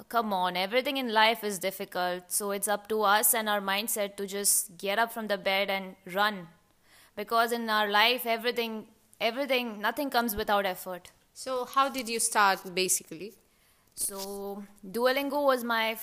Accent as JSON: {"language": "English", "country": "United Arab Emirates", "tie": "born or raised there", "lives_now": "Germany", "said": "Uh, so I am an Indian and um, but I've been brought up in UAE, so my parents live over there"}